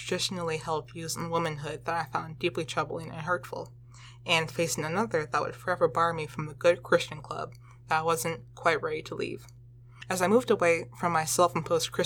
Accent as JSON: {"language": "English", "town": "Chesterfield", "region": "Virginia", "country": "United States", "tie": "born or raised there", "said": "I grew up in Chesterfield, Virginia, which is located directly below Richmond"}